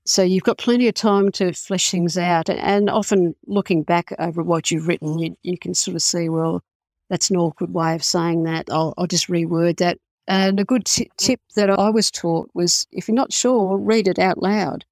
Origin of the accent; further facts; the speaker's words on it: Australia; I'm Australian